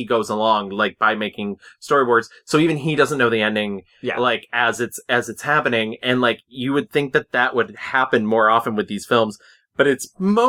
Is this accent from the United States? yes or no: yes; United States; it's Japanese and I'm American